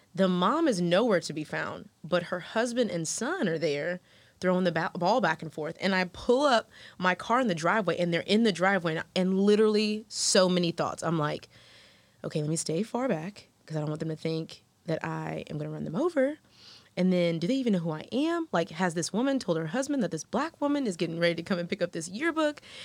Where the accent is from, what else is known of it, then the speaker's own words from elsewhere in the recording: Houston, Texas, United States; moved away as an adult; now in Atlanta, United States; Black American woman who grew up in Houston with a super diverse crowd